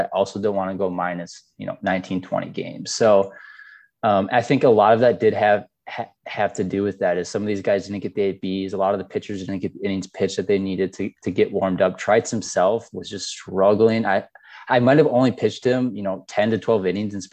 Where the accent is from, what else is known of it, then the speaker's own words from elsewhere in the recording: Wisconsin, United States; also born or lived in Chicago, United States; now in Dallas, United States; I'm from Wisconsin